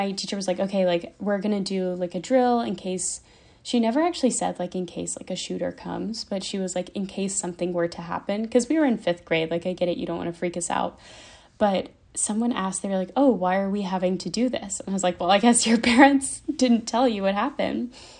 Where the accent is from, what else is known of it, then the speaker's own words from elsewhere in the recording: Sewanee, Tennessee, United States; now in Nashville, United States; So I live in Nashville now, but I grew up in Sewanee, which is an hour and a half south of Nashville in Tennessee.